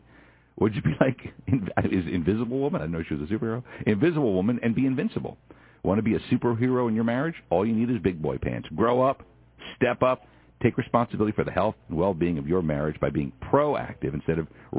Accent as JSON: {"language": "English", "town": "Philadelphia", "region": "Pennsylvania", "country": "United States", "tie": "born or raised there", "said": "I grew up in Philly."}